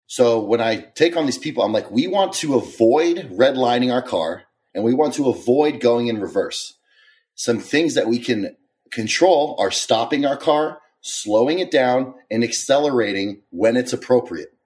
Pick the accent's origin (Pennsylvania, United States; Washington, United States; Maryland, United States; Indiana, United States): Maryland, United States; I am from, uh, Maryland. I had an interesting childhood.